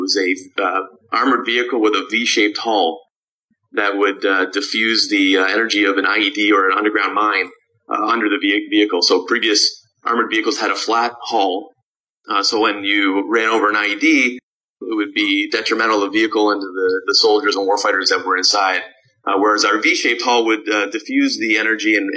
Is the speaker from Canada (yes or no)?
yes; Canada; moved away as an adult; now in Chicago, United States; I grew up in Canada.